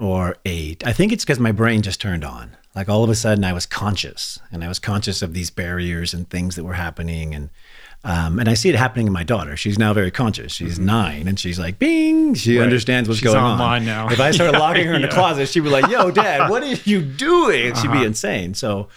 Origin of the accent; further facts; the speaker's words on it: Santa Monica, California, United States; born there; also born or lived in Redding / Anderson; This was in Los Angeles. So I was born in Santa Monica.